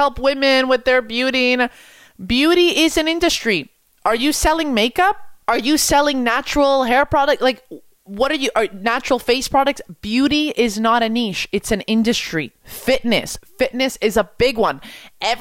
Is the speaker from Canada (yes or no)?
yes; Quebec, Canada; I'm from Quebec. I speak French.